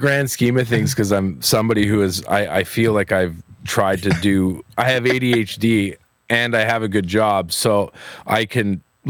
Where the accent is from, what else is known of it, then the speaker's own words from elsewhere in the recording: Edmonton, Alberta, Canada; also born or lived in Hinton, Alberta; I was born in Hinton, Alberta. Oh. And I grew up in Edmonton, Alberta, or just outside St. Albert.